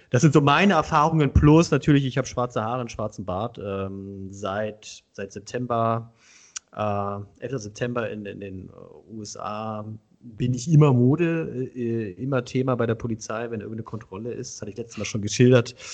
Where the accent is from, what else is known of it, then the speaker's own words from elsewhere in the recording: Hoyerswerda, Saxony, Germany; ich komme ich komm ja eigentlich aus einer, also ich komme aus Hoyerswerda, das ist ja eine zweisprachige Gegend.